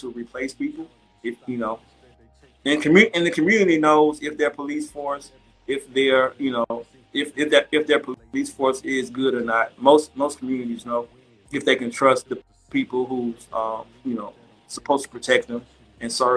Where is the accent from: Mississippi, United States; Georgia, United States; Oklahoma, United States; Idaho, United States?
Mississippi, United States; Golden Triangle; we're from the Golden Triangle